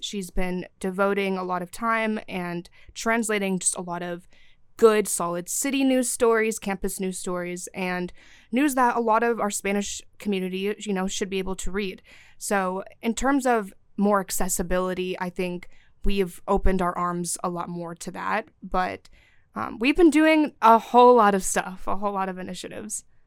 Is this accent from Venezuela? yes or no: no; Syria; now in Athens, United States; I'm from Syria